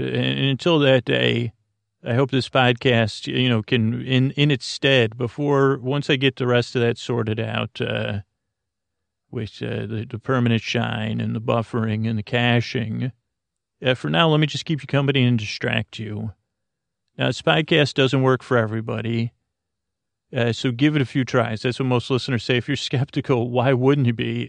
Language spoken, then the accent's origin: English; Syracuse, New York, United States; moved away; where I grew up in Syracuse, New York